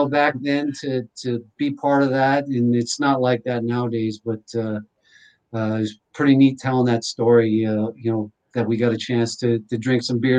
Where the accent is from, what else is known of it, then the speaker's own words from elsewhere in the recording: near Winnipeg, Manitoba, Canada; moved away; I grew up near Winnipeg, Manitoba